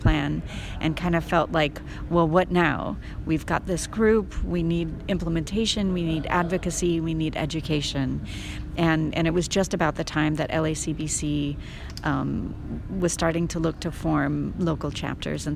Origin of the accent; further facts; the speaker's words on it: Culver City, California, United States; also born or lived in Paris, France; my hometown